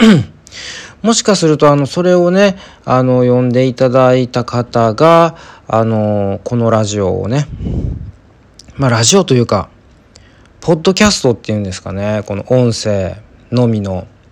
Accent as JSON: {"language": "Japanese", "region": "Kansai", "country": "Japan", "tie": "born or raised there", "said": "私はやっぱりその関西出身なんで"}